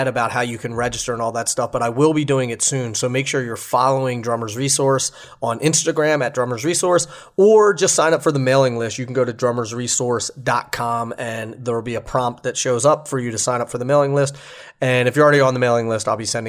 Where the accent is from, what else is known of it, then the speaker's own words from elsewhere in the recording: East Coast, United States; now in Los Angeles, United States; I live in LA now. I'm from the East Coast